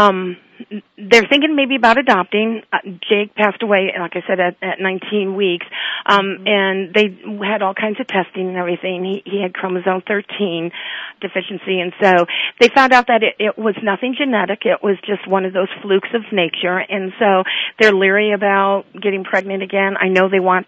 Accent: Indiana, United States; We're from Indiana

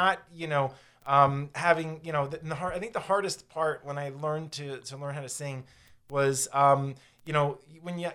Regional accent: Florida, United States; growing up in Florida

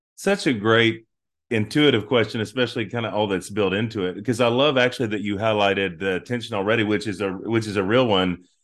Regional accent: North Carolina, United States; moved away as an adult; also born or lived in Oklahoma City, Oklahoma; I'm from North Carolina all my life until two thousand fifteen

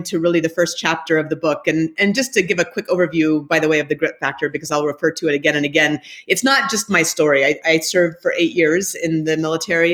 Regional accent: Anchorage, Alaska, United States; moved away as an adult; I grew up in Anchorage, Alaska

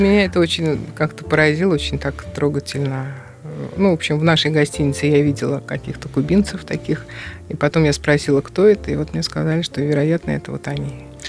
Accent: Russia; я из России

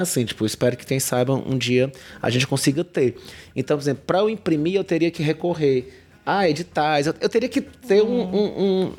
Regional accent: Fortaleza, Ceará, Brazil; moved away as an adult; also born or lived in Cariri; now in Juazeiro do Norte, Brazil; sou uma pessoa que nasci é, em Fortaleza e fui adotado pelo Cariri há 13 anos

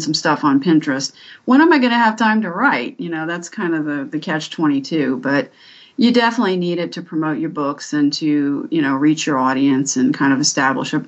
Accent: Washington, District of Columbia, United States; also born or lived in Northern Virginia; I was born in Washington, D.C., and I've lived here all my life

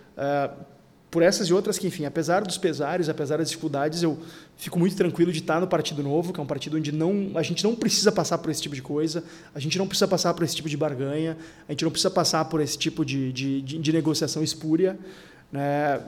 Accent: Porto Alegre, Rio Grande do Sul, Brazil; eu sou da única cidade do Rio Grande do Sul em que ninguém se importa de onde tu é, que é a capital

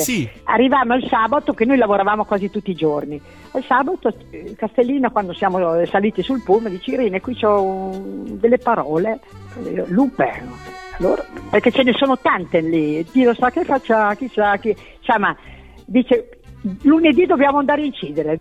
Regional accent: Emilia-Romagna, Italy; accent: Emilian; avevo la dizione un po' orrenda, da emiliana

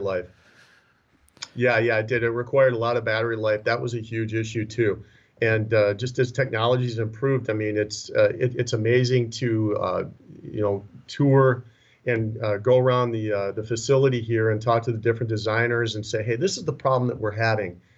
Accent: Minnesota, United States; moved away; also born or lived in Las Vegas, Nevada; born and raised in Minnesota originally.

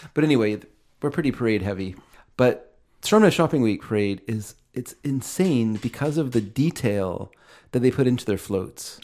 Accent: Aldergrove, British Columbia, Canada; I come from Aldergrove

